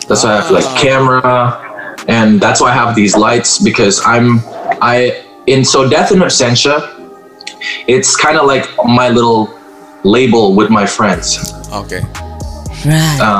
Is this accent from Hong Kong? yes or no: no; Manado, North Sulawesi, Indonesia; or, or, or Sulawesi, all because I grew up in Manado.